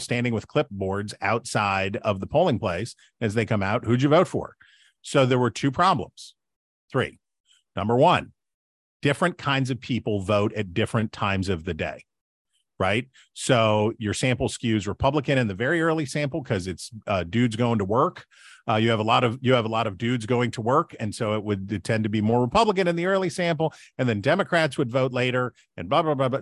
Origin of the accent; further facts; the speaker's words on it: West Virginia, United States; I'm from West Virginia